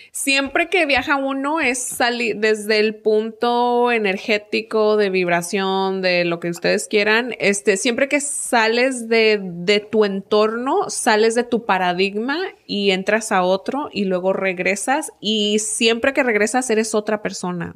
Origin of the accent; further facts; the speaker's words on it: Mexico; now in United States; soy de México